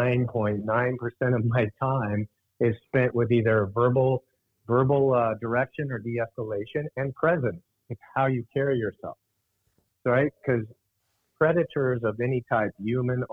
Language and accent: English; Alaska, United States; I grew up in Alaska